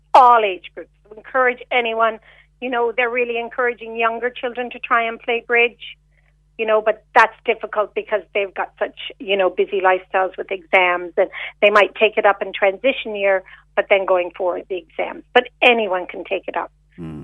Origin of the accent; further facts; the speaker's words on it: Canada; moved away as an adult; also born or lived in Macroom, Ireland; now in Ireland; I came to Ireland. I'm Canadian originally